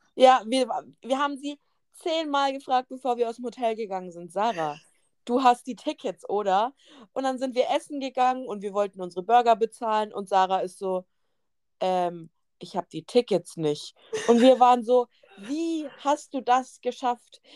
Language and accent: German; Germany; Wir sind aus Deutschland